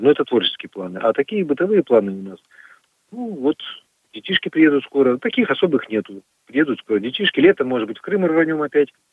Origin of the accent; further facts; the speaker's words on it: Magadan Oblast, Russia; now in Perm, Russia; я родился в Магаданской области, на Колыме. Я там родился и вырос.